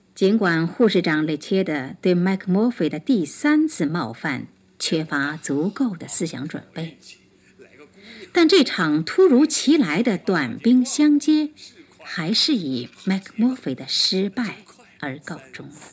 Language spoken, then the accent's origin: Chinese; China; 这是我们中国人的一句俗话